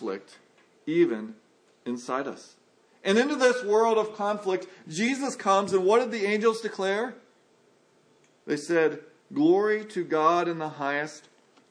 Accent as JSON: {"language": "English", "country": "United States", "said": "I'm an American"}